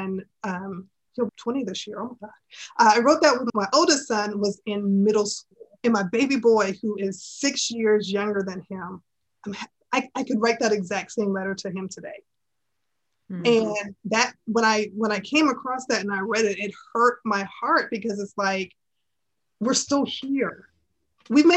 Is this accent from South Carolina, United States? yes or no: yes; Charleston, South Carolina, United States; I was born and raised in Charleston, South Carolina.